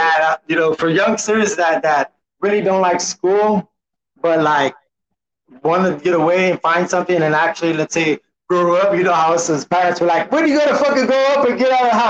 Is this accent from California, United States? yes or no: no; San Antonio, Texas, United States; Born and raised San Antonio, Texas.